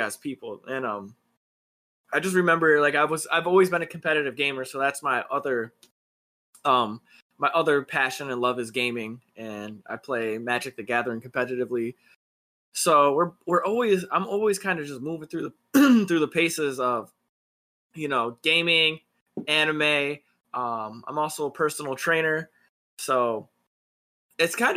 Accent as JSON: {"language": "English", "town": "Buffalo", "region": "New York", "country": "United States", "moved": "yes", "said": "I'm from the Buffalo area"}